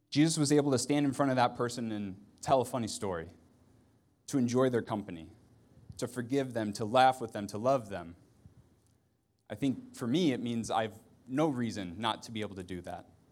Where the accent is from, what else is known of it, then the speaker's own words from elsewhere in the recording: Ohio, United States; I'm from Ohio